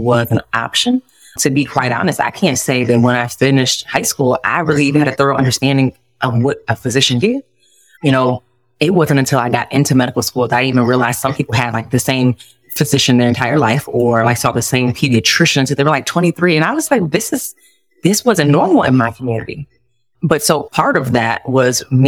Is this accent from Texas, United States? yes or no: no; Detroit, Michigan, United States; moved away as an adult; also born or lived in Florida; now in Columbus, United States; I'm originally from Detroit, Michigan